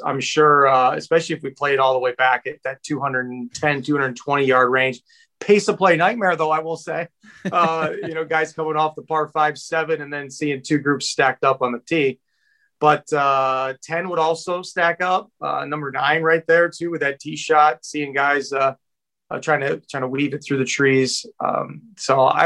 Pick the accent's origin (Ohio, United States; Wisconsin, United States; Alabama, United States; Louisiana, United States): Wisconsin, United States; also born or lived in Chicago, Illinois; now in Elmhurst, United States; I grew up in Wisconsin